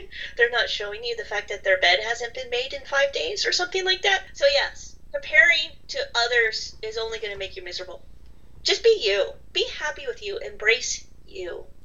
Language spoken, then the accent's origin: English; Southern California, United States; I grew up in Southern California